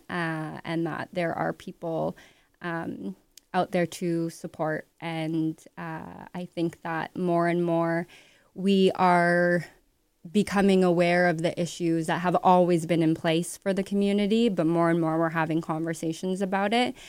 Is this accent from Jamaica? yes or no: no; Ottawa, Ontario, Canada; moved away as an adult; now in Toronto, Canada; I was born in Toronto, but raised in Ottawa. Moved here at nineteen